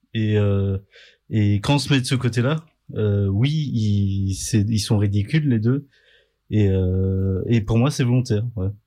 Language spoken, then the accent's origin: French; Vendée, Pays de la Loire, France; la Vendée où j'ai grandi